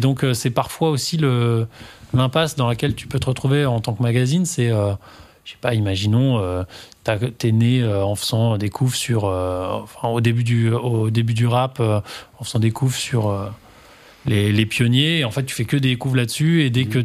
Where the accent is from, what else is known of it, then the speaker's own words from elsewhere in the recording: Normandy, France; j'ai grandi en Normandie